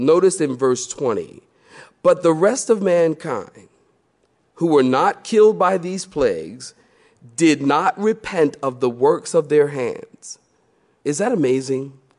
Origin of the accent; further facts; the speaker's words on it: Philadelphia, Pennsylvania, United States; now in Research Triangle, North Carolina, United States; I'm from Philly